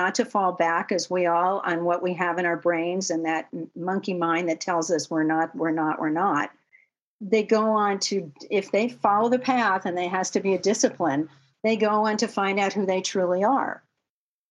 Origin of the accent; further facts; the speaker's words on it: Los Angeles, California, United States; also born or lived in Manhattan, New York; I grew up in Westwood Village, where UCLA is